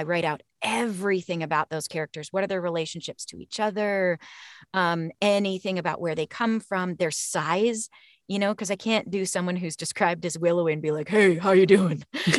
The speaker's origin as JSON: {"language": "English", "country": "Canada", "tie": "born or raised there", "said": "The hockey shirt, please. I grew up in Canada."}